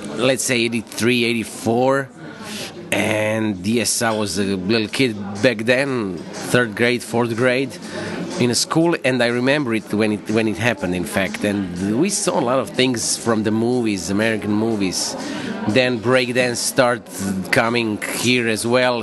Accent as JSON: {"language": "English", "town": "Zagreb", "region": "City of Zagreb", "country": "Croatia", "tie": "born or raised there", "said": "my hometown"}